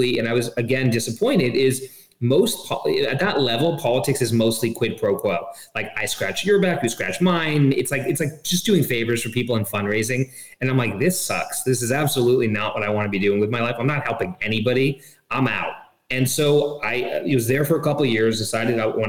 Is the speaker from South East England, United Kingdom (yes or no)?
no; London, United Kingdom; also born or lived in Hong Kong; I was born in Hong Kong and, grew up in Hong Kong for first 5 years of my life. Really interesting experience. Then moved to London, England.